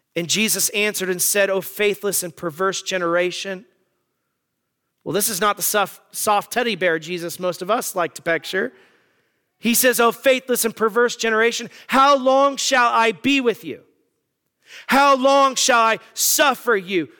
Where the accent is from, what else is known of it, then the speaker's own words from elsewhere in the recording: Arizona, United States; moved away; I'm from Arizona